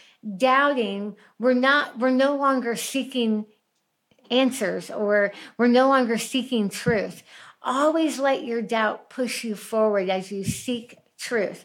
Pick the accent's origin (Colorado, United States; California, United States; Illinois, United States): Colorado, United States; Highlands Ranch; my hometown of Highlands Ranch. We lived there for years. We don't live there anymore